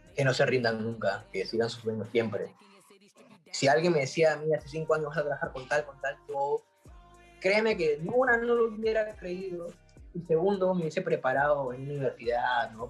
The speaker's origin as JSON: {"language": "Spanish", "country": "Peru", "said": "soy de Perú"}